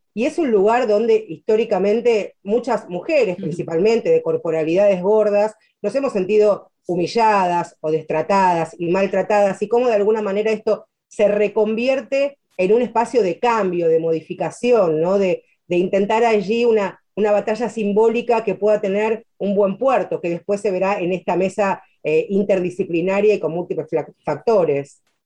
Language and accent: Spanish; Argentina